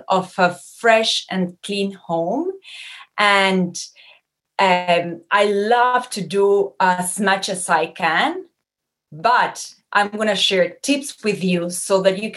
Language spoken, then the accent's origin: English; Uruguay; moved away as an adult; now in Montreal, Canada; I was born and raised in Uruguay, in a very warm country.